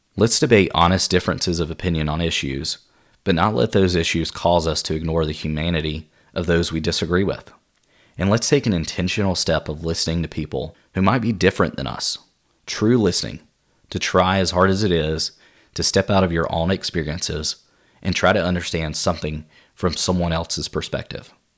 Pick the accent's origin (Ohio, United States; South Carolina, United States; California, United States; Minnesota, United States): South Carolina, United States; Spartanburg; I grew up in my hometown of Spartanburg, South Carolina